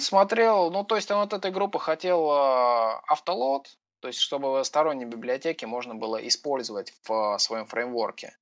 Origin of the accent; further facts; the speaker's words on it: Voronezh, Voronezh Oblast, Russia; Я из Воронежа